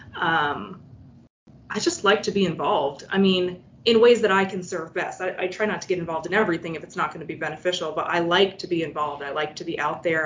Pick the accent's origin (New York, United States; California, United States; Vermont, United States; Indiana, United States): Vermont, United States; I was born in Vermont literally right across the Canadian border.